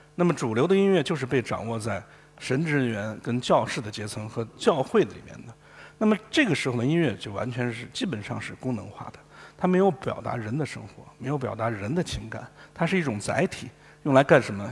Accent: Guangdong, China; 我们广东人

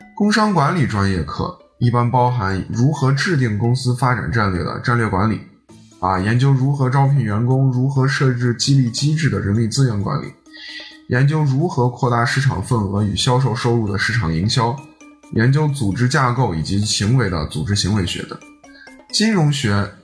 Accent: Shaanxi, China; also born or lived in Shanghai; 我是一个土生土长的陕西娃

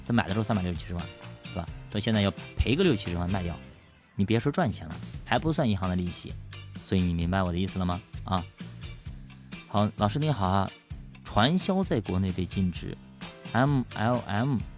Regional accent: Ningbo, Zhejiang, China; 我们宁波这边是，说实话啊，呃，比较难

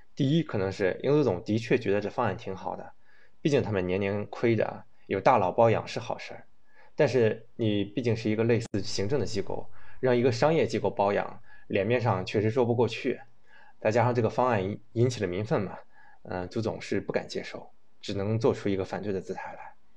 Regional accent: China; 作为一个中国人，一个党员

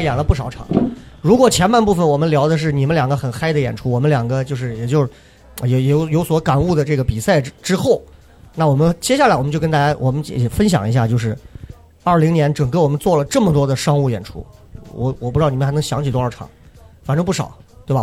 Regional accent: Xi'an, Shaanxi, China; 只可能是我们西安人自己说

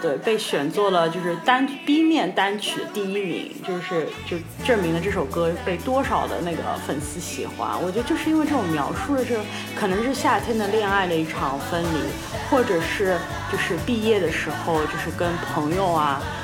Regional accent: China; 成长在中国

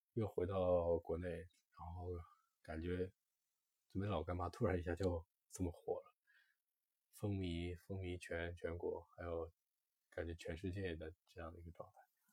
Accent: northern China, China; 我是北方人，我其实很少在成长过程中很少吃辣

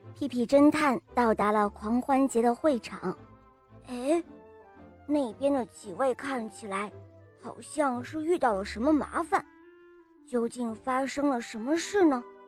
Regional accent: Shenyang, Liaoning, China; 我今年四十了，我来自沈阳

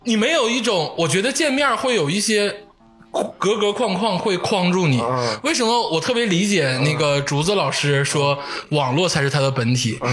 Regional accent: Northeast China, China; 作为东北人，咱们东北人

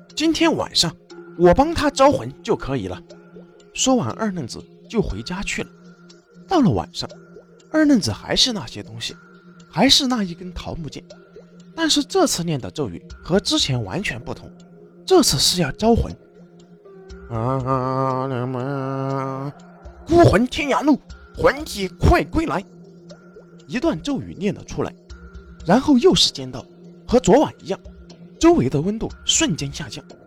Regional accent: China; 我们中国有着道教

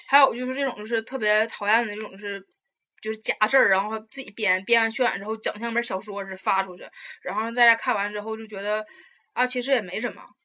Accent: Taiwan; moved away; 我是从台湾过来的

